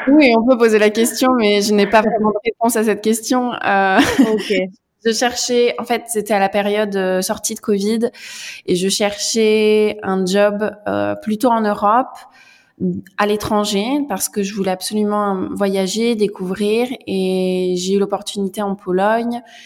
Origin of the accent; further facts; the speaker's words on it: central France, France; moved away as an adult; now in Warsaw, Poland; Je suis française, je viens du centre de la France